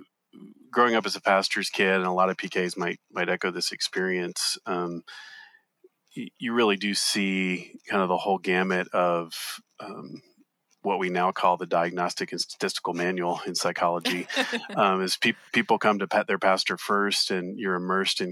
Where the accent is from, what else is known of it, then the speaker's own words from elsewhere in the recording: Southeast, United States; I grew up in the Southeast too